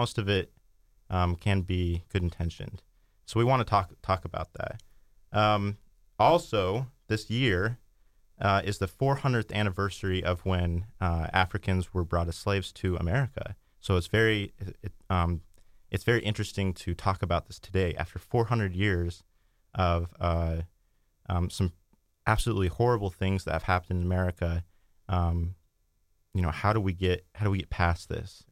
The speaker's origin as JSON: {"language": "English", "region": "Utah", "country": "United States", "tie": "born or raised there", "said": "I grew up in Utah County, Utah"}